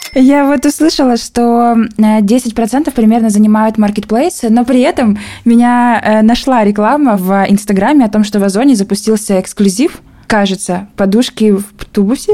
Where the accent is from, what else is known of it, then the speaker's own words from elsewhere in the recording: Ulan-Ude, Buryatia, Russia; в моем родном городе Улан-Удэ